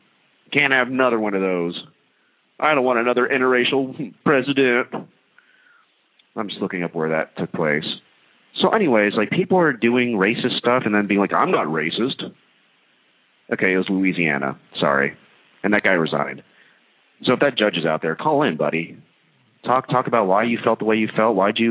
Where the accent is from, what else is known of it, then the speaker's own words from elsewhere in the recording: India; So I'm Indian. I wonder how the Indians would do.